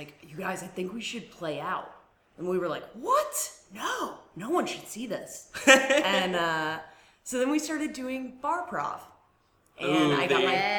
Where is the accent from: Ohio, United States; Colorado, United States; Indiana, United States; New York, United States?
Ohio, United States; moved away; I'm originally from Ohio